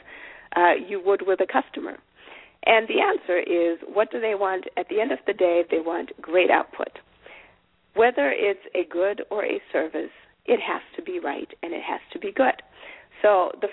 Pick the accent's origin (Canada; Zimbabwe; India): Zimbabwe; moved away; I'm an African woman at that, because I am from Zimbabwe, and I'm therefore a, I come from a different culture